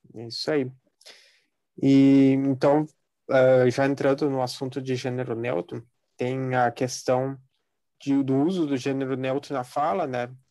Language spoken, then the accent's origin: Portuguese; Brazil; a gente é brasileiro